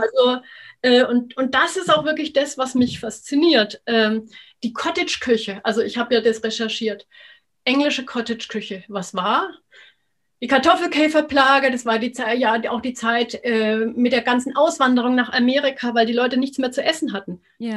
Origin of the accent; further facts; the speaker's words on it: Upper Palatinate, Bavaria, Germany; bei uns in der Oberpfalz